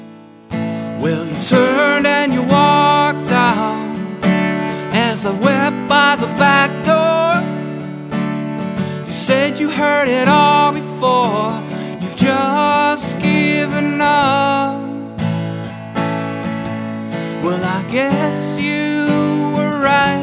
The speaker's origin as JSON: {"language": "English", "town": "Bridgewater", "region": "Massachusetts", "country": "United States", "tie": "born or raised there", "said": "I grew up in Bridgewater"}